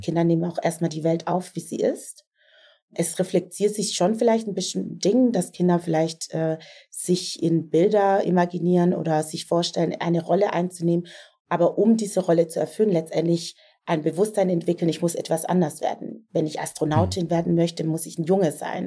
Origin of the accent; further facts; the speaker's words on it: Southern Germany, Germany; ich komme aus Süddeutschland